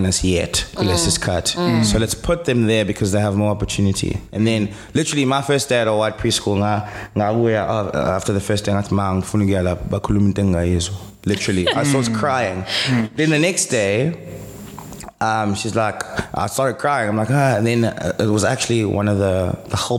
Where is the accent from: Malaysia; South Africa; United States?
South Africa; Durban, KwaZulu-Natal; English is a second language; We stayed in Durban North, went to Northlands Primary, which was really, really good